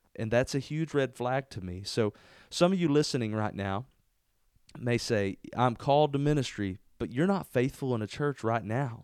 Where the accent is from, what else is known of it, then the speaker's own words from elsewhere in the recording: Spurger, Texas, United States; I love being here in, in Spurger, my hometown. This is where I'm from.